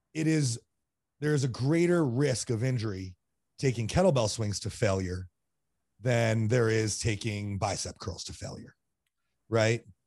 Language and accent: English; East Greenwich, Rhode Island, United States; moved away; also born or lived in Burlington, Vermont / Colorado; I grew up in East Greenwich, Rhode Island